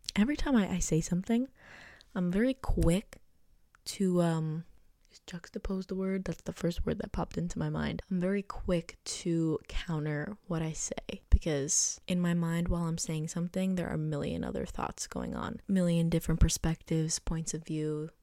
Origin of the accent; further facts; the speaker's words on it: United States; I was born in the United States